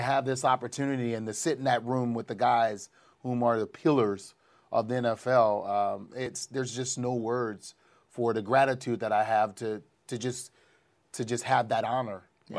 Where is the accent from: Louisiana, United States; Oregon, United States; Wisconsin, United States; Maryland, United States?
Louisiana, United States; New Orleans; born or raised there